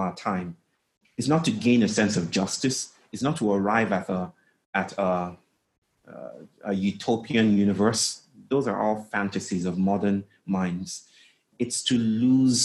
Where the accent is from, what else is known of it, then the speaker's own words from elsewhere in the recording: Nigeria; I grew up in Nigeria most of the time. We traveled a lot, but I grew up in Nigeria